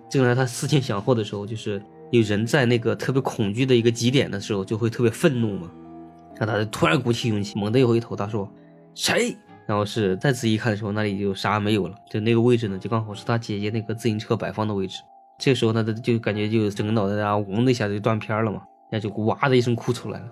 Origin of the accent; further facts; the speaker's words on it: Henan, China; 当地就是我们河南那块儿嘛